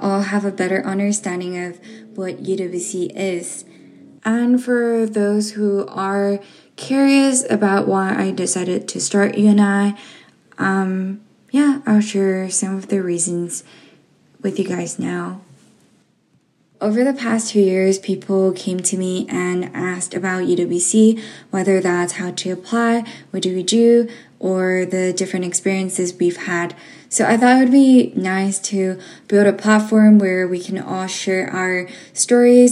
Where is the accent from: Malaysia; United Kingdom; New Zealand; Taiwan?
Taiwan; moved away; also born or lived in Japan; I'm from Taiwan.